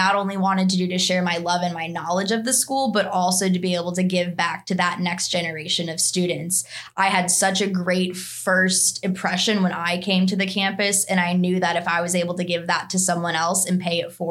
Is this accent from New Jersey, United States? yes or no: no; Chicago, Illinois, United States; moved away as an adult; also born or lived in Alabama; I'm actually from the western suburbs of Chicago